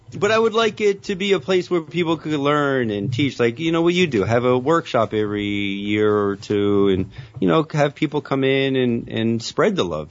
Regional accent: Elizabeth, New Jersey, United States; growing up in Elizabeth

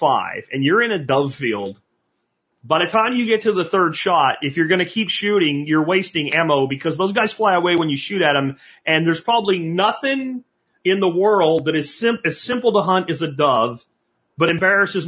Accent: Pennsylvania, United States; When I was growing up in Pennsylvania

